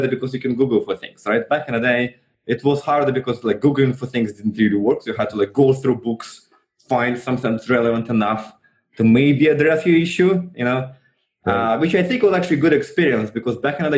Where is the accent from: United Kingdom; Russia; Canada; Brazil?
Russia; moved away; I was still in Russia. So I grew up in Russia